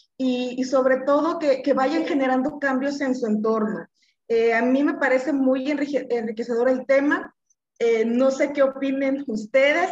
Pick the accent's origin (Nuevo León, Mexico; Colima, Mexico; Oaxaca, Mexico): Colima, Mexico; soy de Colima